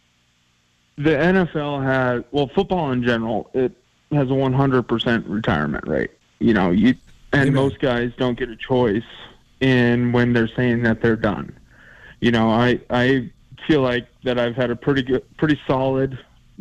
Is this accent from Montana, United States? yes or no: yes; Glendive, Montana, United States; now in Columbus, United States; I grew up in Glendive